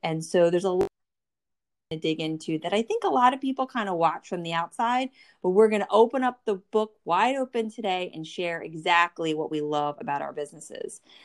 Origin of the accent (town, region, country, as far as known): New Jersey, United States; born or raised there